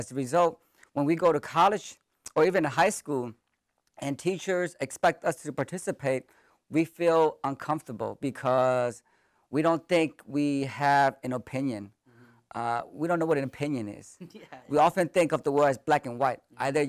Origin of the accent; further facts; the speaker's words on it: Sacramento, California, United States; also born or lived in Thailand; I grew up in Sacramento, born in a refugee camp in Thailand.